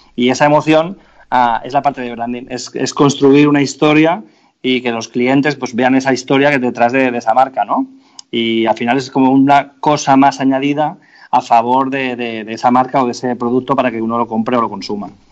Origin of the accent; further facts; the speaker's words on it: Spain; todos los españoles tenemos una empresa eléctrica en casa